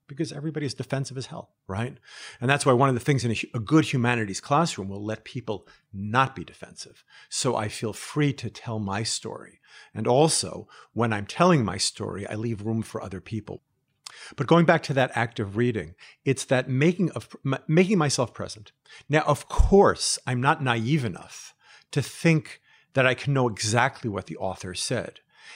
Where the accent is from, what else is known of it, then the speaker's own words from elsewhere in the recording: United States; also born or lived in Israel; I'm American, I'm Israeli